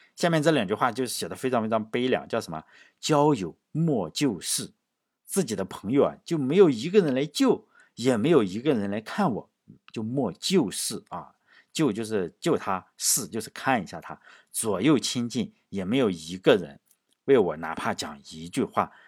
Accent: China; 我们中国人不以成败论英雄这一点非常好啊

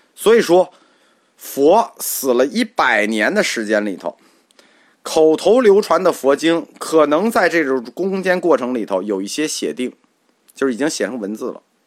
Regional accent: China; 这句话对我们中国人来说没问题

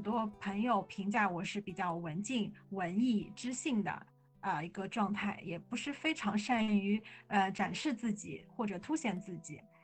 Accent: Shanghai, China; 我是在魔都上海出生，长大工作

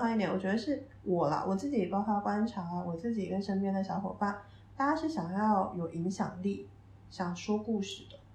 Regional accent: Taiwan; moved away as an adult; now in Beijing, China; 我算是土生土长的台湾小孩

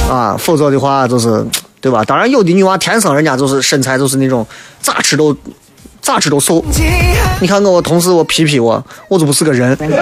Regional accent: Xi'an, Shaanxi, China; accent: Guanzhong dialect; 我就爱舍陕西话。能舍陕西话的唱和绝对不舍普通话

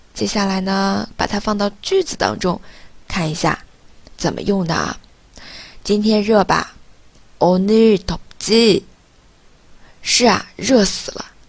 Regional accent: China; 我们中国人

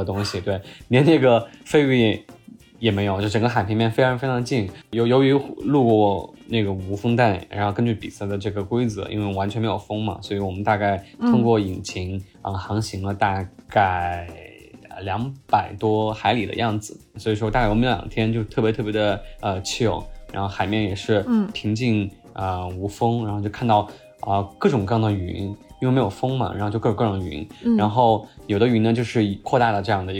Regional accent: Chongqing, China; 我可以这样讲，就是我作为一个重庆人啊，重庆夏天四十三度、四十四五度的这个高温，我们也受过，对吧？

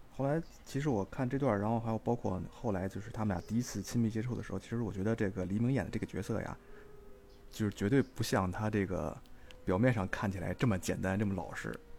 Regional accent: Beijing, China; 我来自北京

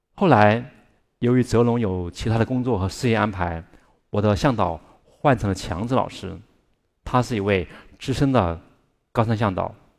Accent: Chongqing, China; 我住在重庆，一个远近闻名的特殊家庭，因为爸爸和叔叔都是双目失明的盲人

